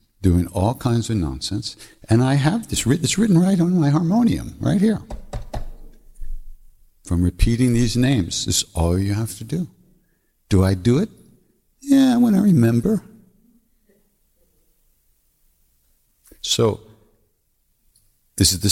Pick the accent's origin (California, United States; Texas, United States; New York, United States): New York, United States; Long Island; I'm from Long Island